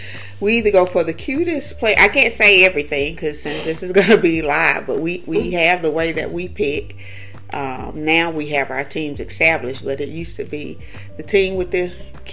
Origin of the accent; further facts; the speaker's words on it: Alabama, United States; we are from Alabama